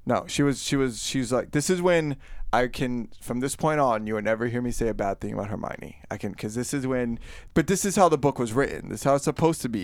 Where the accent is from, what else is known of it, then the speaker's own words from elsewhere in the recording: Florida, United States; I am from, born and raised in Florida